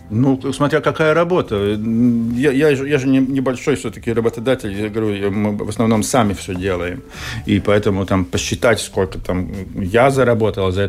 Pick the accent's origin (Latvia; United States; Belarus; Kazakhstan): Latvia; Riga; в город приезжают к бабушке которая тоже вот живет там, где я вырос, в Старой Риге, здесь на берегу Даугавы.